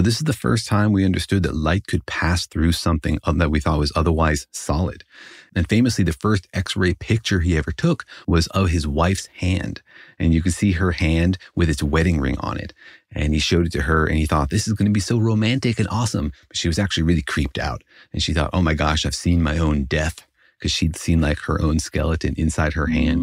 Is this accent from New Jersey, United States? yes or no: no; Los Alamos, New Mexico, United States; I did grow up in Los Alamos